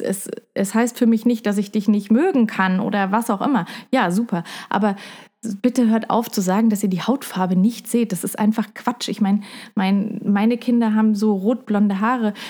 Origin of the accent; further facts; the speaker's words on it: Heidelberg, Baden-Württemberg, Germany; also born or lived in Puerto Rico; ich bin ja in Puerto Rico aufgewachsen und in Heidelberg